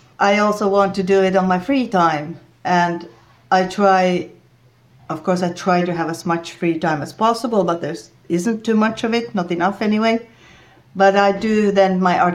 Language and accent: English; Rovaniemi, Lapland, Finland; I'm from Finland, and I live in the northern part of the country. My home is right at the Arctic Circle.